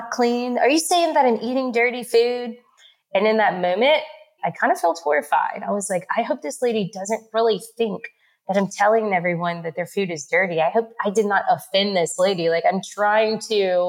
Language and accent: English; New Orleans, Louisiana, United States; accent: New Orleans; my accent because it's from New Orleans